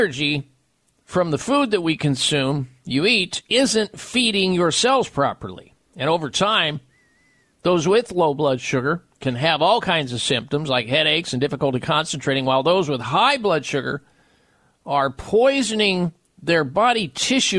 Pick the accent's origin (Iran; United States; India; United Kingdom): United States; Midwest; now in Arizona, United States; I'm from the Midwest.